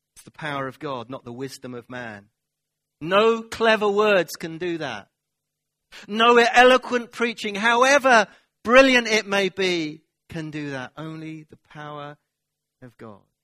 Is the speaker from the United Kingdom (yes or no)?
yes; United Kingdom; we're British.